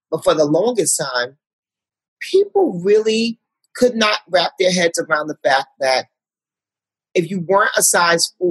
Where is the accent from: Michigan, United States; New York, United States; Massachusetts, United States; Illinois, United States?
New York, United States; Harlem; I'm from Harlem. Women with great bodies walk around all day long in my community.